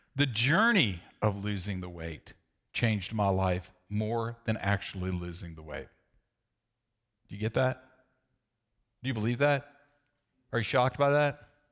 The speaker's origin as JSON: {"language": "English", "region": "the South", "country": "United States", "tie": "born or raised there", "said": "I grew up in the South"}